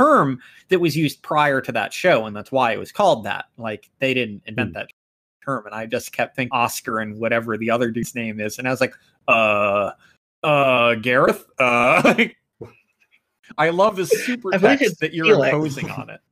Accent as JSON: {"language": "English", "country": "United States", "said": "as an American"}